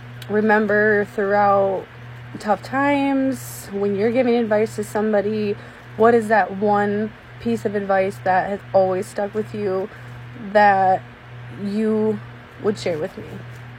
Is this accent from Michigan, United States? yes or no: yes; Flint, Michigan, United States; I'm from Flint, Michigan, and I listen to the Josh Terry Podcast.